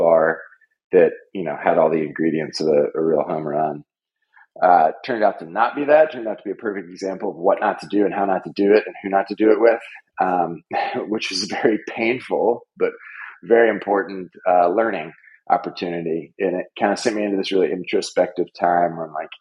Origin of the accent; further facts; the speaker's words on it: Nashville, Tennessee, United States; moved away as an adult; also born or lived in New York / Kampala, Uganda / Chicago; I moved back to Nashville, born and raised in Nashville